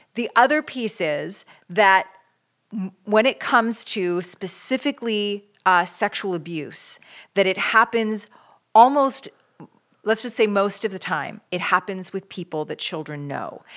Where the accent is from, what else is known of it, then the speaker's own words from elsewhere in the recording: Canada; I grew up in Canada